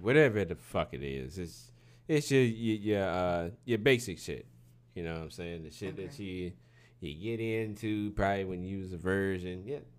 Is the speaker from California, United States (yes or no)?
no; Detroit, Michigan, United States; now in North Carolina, United States; I'm from Detroit to North Carolina.